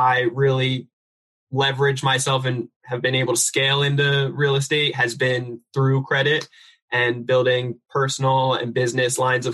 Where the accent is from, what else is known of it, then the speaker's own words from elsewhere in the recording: New Jersey, United States; now in San Diego, United States; I'm originally from New Jersey. I live out here in sunny San Diego, California